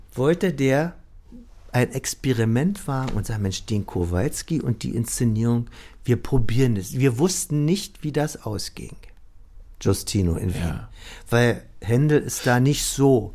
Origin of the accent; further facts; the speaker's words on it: Berlin, Germany; moved away; also born or lived in Vienna; Ich als Berliner